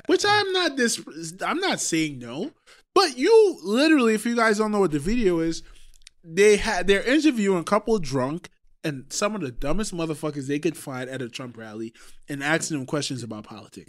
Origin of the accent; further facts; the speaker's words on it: Trinidad & Tobago; moved away; I am from Trinidad.